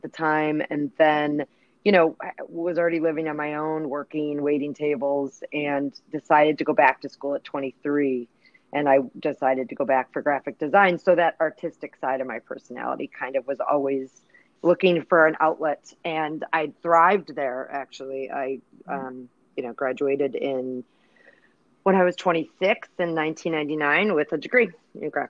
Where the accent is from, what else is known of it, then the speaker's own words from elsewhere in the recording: Chicago, Illinois, United States; Born, raised in Chicago, where I still live. I've never left